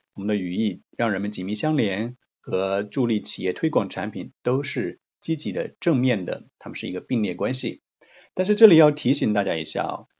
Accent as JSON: {"language": "Chinese", "country": "China", "said": "我们中国人"}